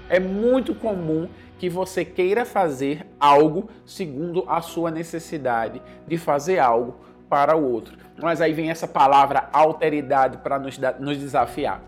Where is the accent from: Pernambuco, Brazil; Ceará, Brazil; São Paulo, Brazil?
Pernambuco, Brazil; Recife; moved away as an adult; now in Senegal; Eu sou de Recife, eu sou brasileiro